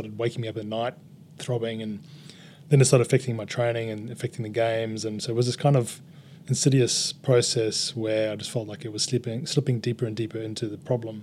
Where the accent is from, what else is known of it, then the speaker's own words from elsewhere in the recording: Durban, KwaZulu-Natal, South Africa; moved away as an adult; now in Australia; in Durban, my old hometown